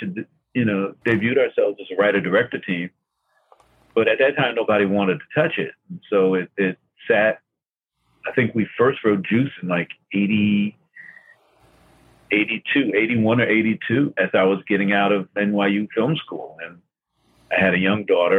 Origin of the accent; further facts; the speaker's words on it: Newark, New Jersey, United States; also born or lived in Washington, D.C.; my growing up in Newark